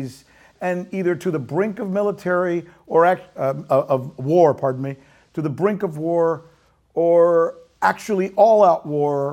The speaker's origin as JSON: {"language": "English", "country": "United States", "said": "As an American who loves my country"}